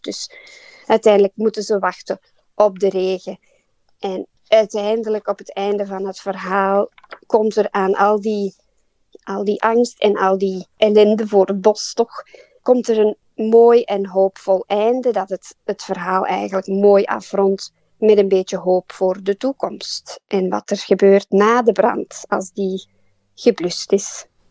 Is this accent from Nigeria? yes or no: no; Belgium; moved away as an adult; now in Port Macquarie, Australia; ik en mijn man, wij zijn allebei uit België en wij zijn naar hier gekomen